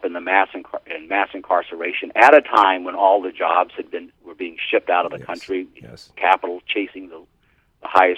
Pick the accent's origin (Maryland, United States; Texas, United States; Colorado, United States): Texas, United States; Houston; my hometown of Houston